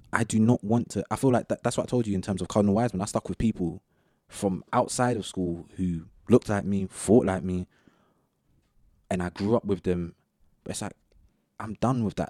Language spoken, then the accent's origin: English; Southall, London, United Kingdom; pretty much grew up in the same area